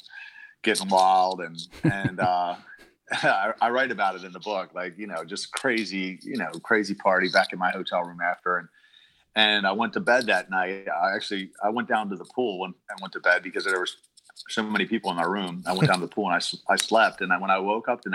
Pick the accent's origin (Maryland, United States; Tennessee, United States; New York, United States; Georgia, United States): Maryland, United States; Baltimore; I was born and raised in Baltimore, Maryland